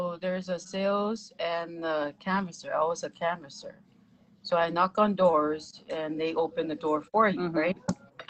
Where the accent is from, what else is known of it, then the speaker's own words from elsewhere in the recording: Samoa; You're from Samoa and I'm also from Samoa.